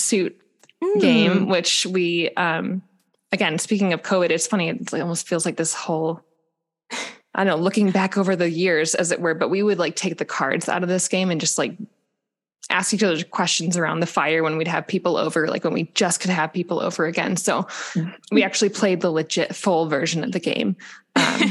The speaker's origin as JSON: {"language": "English", "region": "Midwest", "country": "United States", "said": "In the Midwest. I'm from the Midwest"}